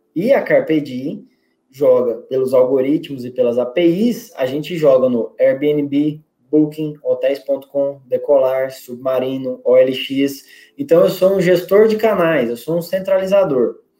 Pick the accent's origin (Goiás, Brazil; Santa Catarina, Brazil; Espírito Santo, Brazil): Goiás, Brazil; also born or lived in Rio Grande do Norte; now in Natal, Brazil; Eu sou goiano, mas eu moro aqui no estado há 20 anos